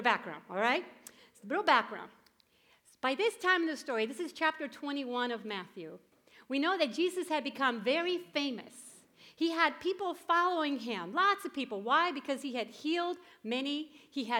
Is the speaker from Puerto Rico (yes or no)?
yes; Puerto Rico; moved away; I grew up in Puerto Rico.